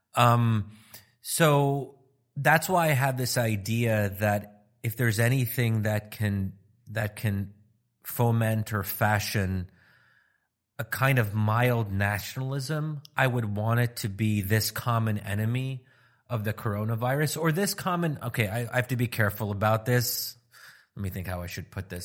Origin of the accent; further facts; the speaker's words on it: United States; my being American